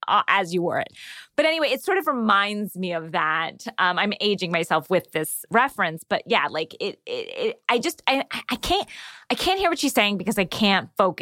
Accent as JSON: {"language": "English", "region": "the South", "country": "United States", "said": "I'm from the South."}